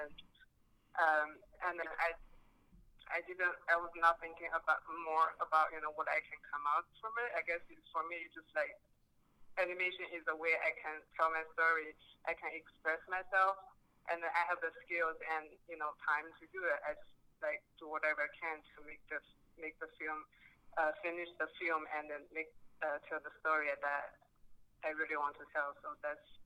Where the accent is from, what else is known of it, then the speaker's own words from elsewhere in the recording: China; moved away; I was born and raised in China in the 90s.